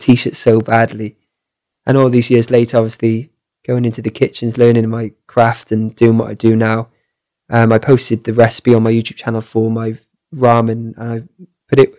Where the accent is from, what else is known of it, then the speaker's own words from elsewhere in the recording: Cardiff, Wales, United Kingdom; I traveled right down south to Cardiff, where I'm from